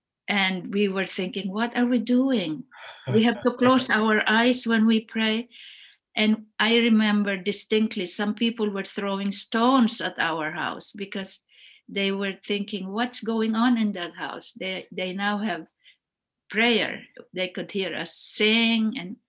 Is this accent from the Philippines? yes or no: yes; Philippines; English is a second language; Even now you can tell that I'm Filipino.